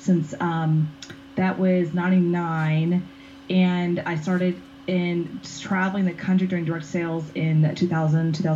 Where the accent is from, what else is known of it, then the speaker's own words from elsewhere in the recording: Houston, Texas, United States; I was born and raised in Houston, Texas. I'm a Southern girl through and through